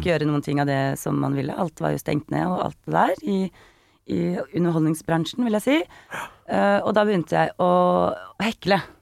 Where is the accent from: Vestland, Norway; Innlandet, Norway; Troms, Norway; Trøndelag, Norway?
Innlandet, Norway; Kongsvinger; born or raised there; moved away